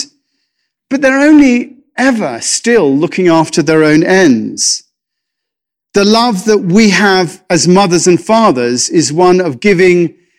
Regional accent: England, United Kingdom; I'm English

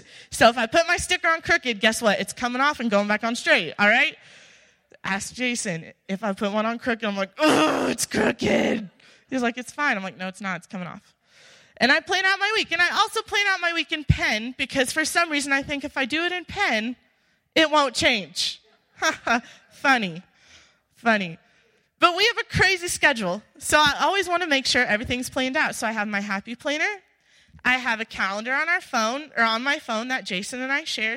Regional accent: Illinois, United States; moved away as an adult; I'm from Illinois.

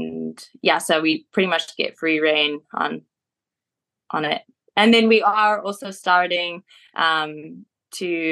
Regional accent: Beatrice, Mashonaland East, Zimbabwe; also born or lived in Marondera, Zimbabwe; now in South Africa; born and raised in Zimbabwe, in a tiny little town called Beatrice

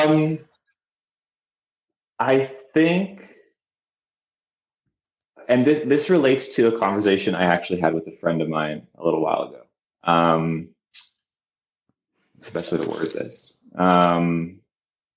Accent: Canada; I'm Canadian.

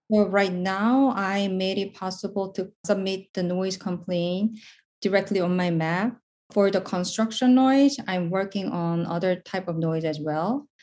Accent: South Korea; moved away as an adult; now in New York City, United States; I'm basically from South Korea

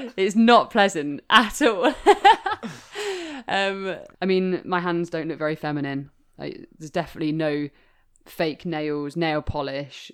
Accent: Leicester, East Midlands, United Kingdom; I'm from Leicester, which once was the capital of women's shoemaking

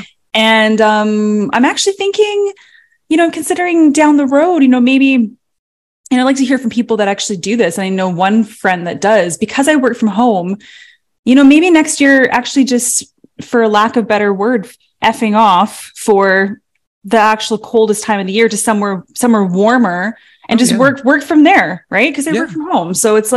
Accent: Canada; we're Canadian. We're in Canada

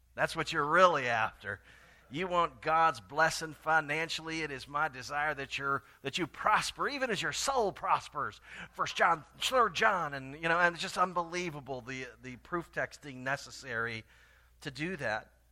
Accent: Tallahassee, Florida, United States; moved away; my hometown of Tallahassee, Florida

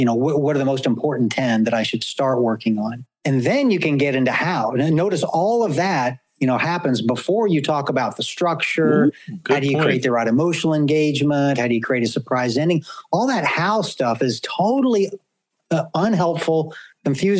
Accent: the South, United States; when I was a kid, Josh, growing up in the South

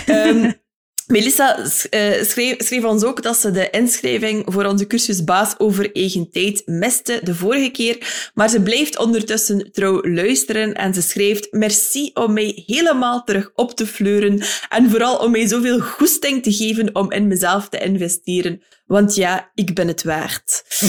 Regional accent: Ostend and Bruges, West Flanders, Belgium; accent: North-West Flemish (West Flemish); in mijn tongval net iets meer um, Noordwest-Vlaamse eh, accenten ah horen, afkomstig uit Oostende en Brugge

